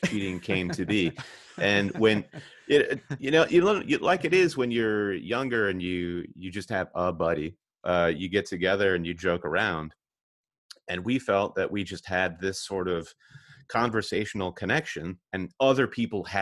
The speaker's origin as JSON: {"language": "English", "region": "Michigan", "country": "United States", "said": "we're both from Michigan, and we're both Michigan State grads."}